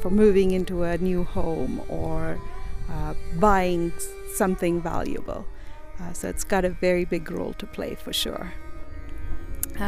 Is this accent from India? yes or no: yes; India; moved away as an adult; now in Utah, United States; I am born and raised in India, and I came to the University of Utah as a graduate student, and that was almost 20 years ago, and we've lived here ever since